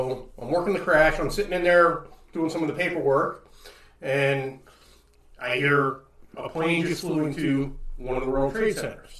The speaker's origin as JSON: {"language": "English", "region": "the New York area", "country": "United States", "moved": "yes", "said": "I'm actually from the New York area"}